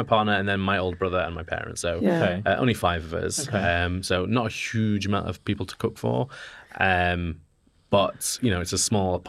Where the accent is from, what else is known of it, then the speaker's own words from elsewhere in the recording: Yorkshire and the Humber, United Kingdom; Yorkshire. We're from Yorkshire.